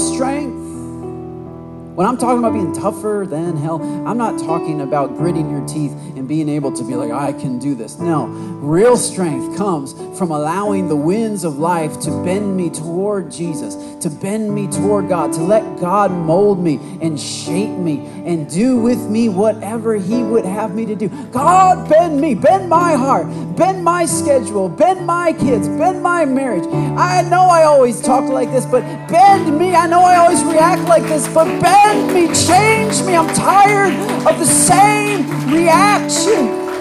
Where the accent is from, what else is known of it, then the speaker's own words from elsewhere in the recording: Michigan, United States; now in Texas, United States; I'm from Michigan. We have a lot of tall oak trees, a lot of pine trees